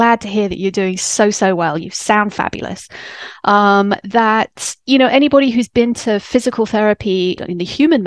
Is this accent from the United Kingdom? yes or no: yes; England, United Kingdom; moved away as an adult; now in United States; I'm English